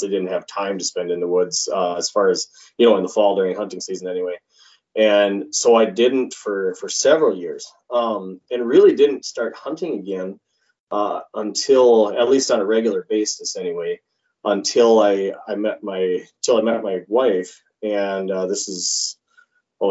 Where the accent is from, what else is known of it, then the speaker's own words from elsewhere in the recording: Wykoff, Minnesota, United States; now in Detroit Lakes, United States; I grew up southeast of Rochester, a little teeny community called Wyckoff.